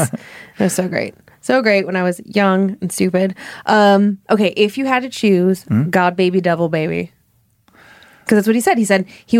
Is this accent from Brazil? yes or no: no; Cleveland, Ohio, United States; I grew up in Cleveland